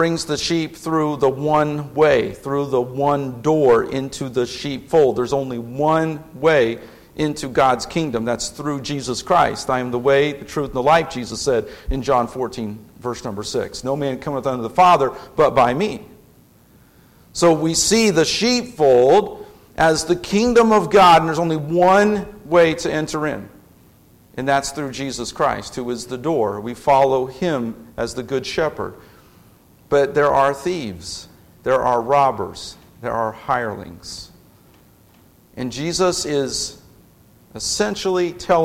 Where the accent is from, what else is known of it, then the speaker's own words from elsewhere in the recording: Indianapolis, Indiana, United States; moved away as an adult; now in Lafayette, United States; I grew up in Indianapolis